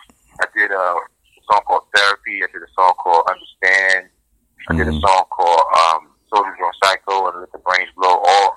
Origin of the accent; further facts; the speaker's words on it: New York City, New York, United States; also born or lived in Harlem, New York City; Born in Harlem, raised in Brooklyn, Queens, New York City.